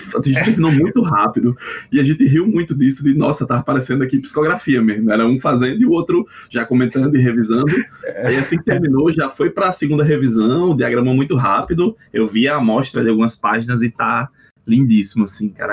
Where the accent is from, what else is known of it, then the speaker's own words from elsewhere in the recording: Northeast Region, Brazil; accent: nordestino; Pelo meu sotaque, todo mundo já deve ter percebido que eu sou nordestino